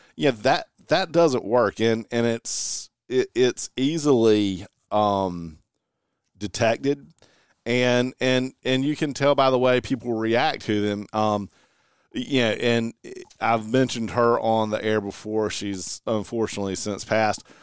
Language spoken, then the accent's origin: English; Eastern North Carolina, United States; growing up in Eastern North Carolina